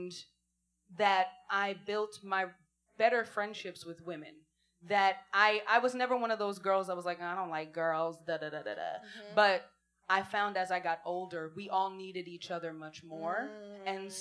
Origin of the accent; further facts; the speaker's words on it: New York, United States; moved away as an adult; also born or lived in Philadelphia; So I'm from New York originally, but I went to school in Philly